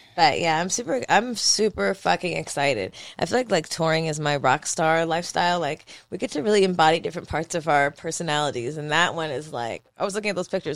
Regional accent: Philadelphia, Pennsylvania, United States; moved away; my hometown of Philadelphia

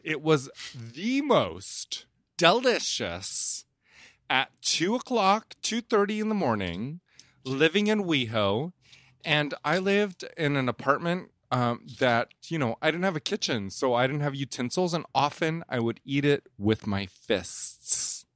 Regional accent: Indonesia; I'm from Indonesia. We eat weird stuff

